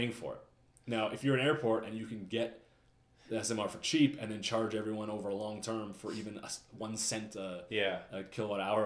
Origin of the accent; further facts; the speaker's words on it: Calgary, Alberta, Canada; I'm from Calgary